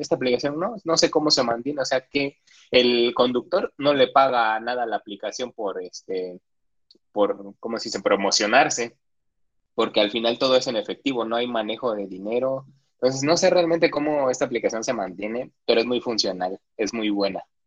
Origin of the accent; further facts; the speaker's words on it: Oaxaca, Mexico; yo, que soy de Oaxaca y que viví mucho tiempo en eso de bloqueos y bloqueos